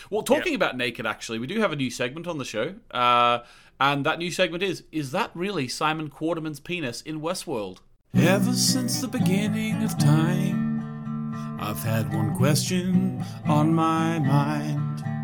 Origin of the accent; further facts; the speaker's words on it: Australia; moved away; Like I, when I came from Australia, I was like refused to call underwear pants.